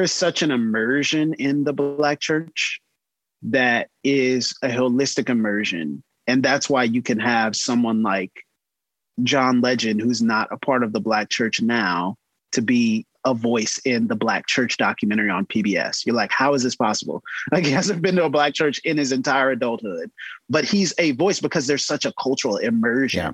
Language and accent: English; the South, United States; a Southern pastor's kid